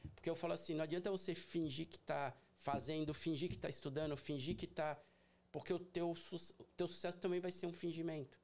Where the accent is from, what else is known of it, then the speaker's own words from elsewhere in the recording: São Paulo, Brazil; moved away as an adult; also born or lived in Boston; now in Orlando, United States; eu sou de São Paulo capital